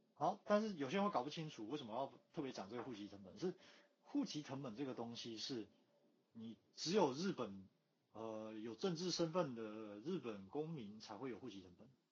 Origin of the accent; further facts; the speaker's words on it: Taiwan; moved away as an adult; now in Japan; 哦，我都台湾来了嘛